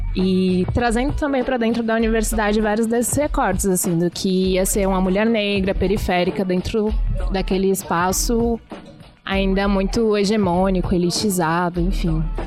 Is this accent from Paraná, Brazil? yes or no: no; Embu das Artes, São Paulo, Brazil; moved away; Eu sou nascida em São Paulo, né? Criada em Embu das Artes, na região metropolitana